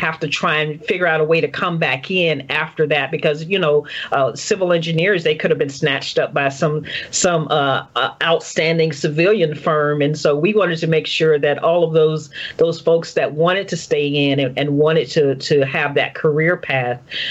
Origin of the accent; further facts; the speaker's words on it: Tampa, Florida, United States; I grew up in actually Tampa, Florida